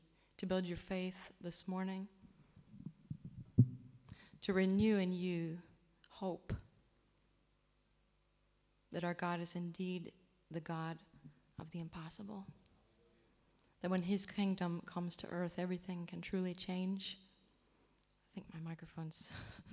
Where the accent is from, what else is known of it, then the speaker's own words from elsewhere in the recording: United States; moved away; I grew up in the Church of England in America, which we call the Episcopal Church